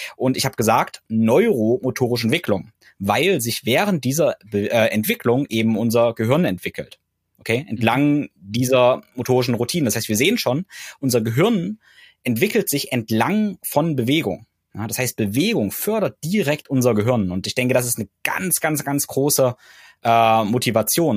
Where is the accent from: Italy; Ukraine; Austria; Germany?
Germany; bei uns in Deutschland